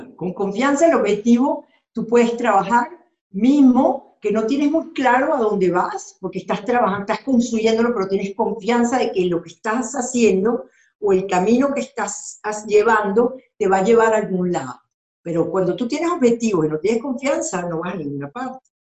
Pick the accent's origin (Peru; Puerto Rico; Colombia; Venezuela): Venezuela; moved away as an adult; also born or lived in Argentina / Mexico; Yo soy venezolana y, y yo vengo de un país que prácticamente ha sido masacrado